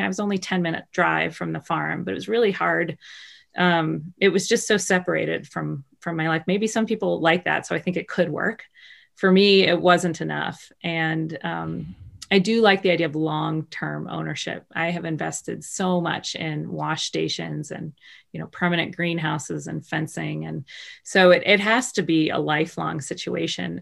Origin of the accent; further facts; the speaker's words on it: Baltimore, Maryland, United States; I grew up in Baltimore in the middle of the city